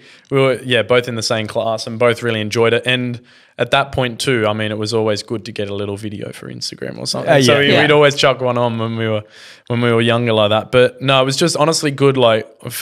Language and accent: English; Sydney, New South Wales, Australia; came from the Shire.